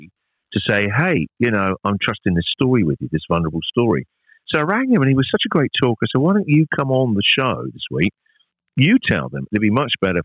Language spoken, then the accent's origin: English; United Kingdom; moved away as an adult; now in Australia